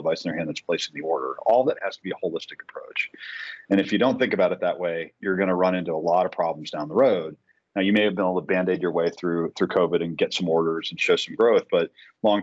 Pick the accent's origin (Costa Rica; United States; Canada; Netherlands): United States; Boston, Massachusetts; now in Tampa, United States; I'm from Boston